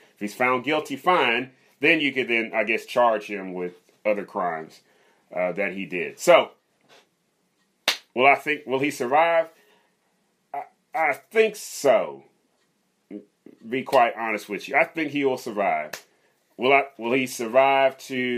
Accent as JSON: {"language": "English", "town": "Riverside", "region": "California", "country": "United States", "tie": "born or raised there", "also_born_or_lived": "Louisville, Kentucky", "said": "So I was born in Kentucky, lived there till I was 10, Louisville, Kentucky. And then me and my family, when I was 10, we moved to Southern California, Riverside. And that's where I grew up"}